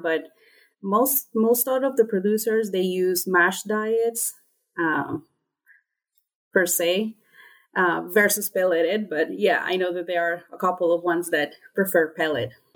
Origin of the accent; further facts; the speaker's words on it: Honduras; moved away as an adult; also born or lived in North Carolina, United States; I am originally from Honduras